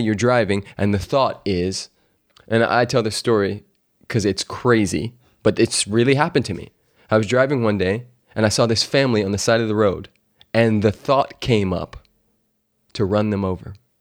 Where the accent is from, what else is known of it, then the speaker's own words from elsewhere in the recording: California, United States; moved away as an adult; also born or lived in Louisiana; I'm this dude from California